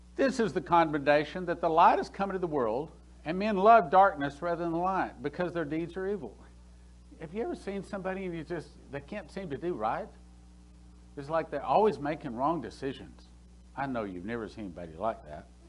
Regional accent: Texas, United States; I'm from Texas.

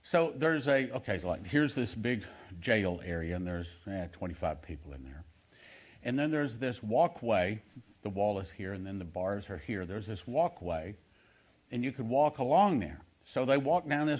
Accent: Texas, United States; I'm from Texas

